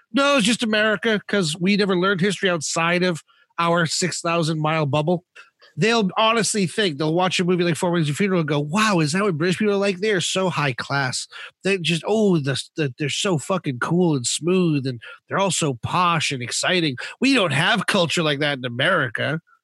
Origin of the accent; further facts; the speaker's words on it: Florida, United States; moved away; when I was growing up in Florida